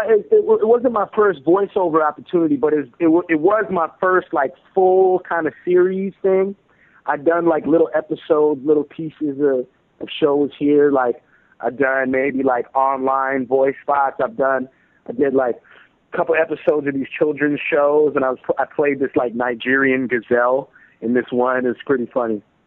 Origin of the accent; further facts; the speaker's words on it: Toronto, Ontario, Canada; I'm from Toronto